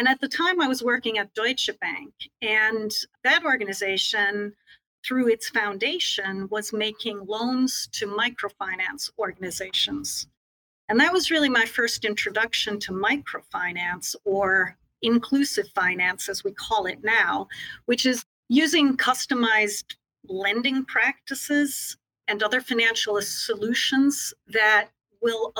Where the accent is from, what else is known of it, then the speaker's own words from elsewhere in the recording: United States; I had the privilege of growing up in the United States.